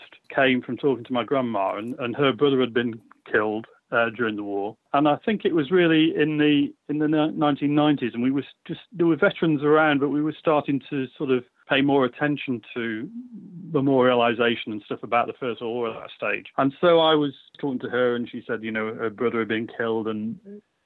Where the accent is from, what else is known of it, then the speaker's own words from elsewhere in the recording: Lancashire, North West England, United Kingdom; I grew up in Lancashire, on the Lancashire coast